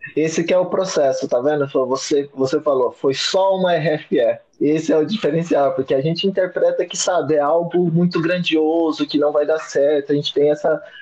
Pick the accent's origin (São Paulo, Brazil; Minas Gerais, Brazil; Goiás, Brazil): Goiás, Brazil; Goiânia; eu sou natural de Goiânia, então eu comecei uma faculdade em Goiânia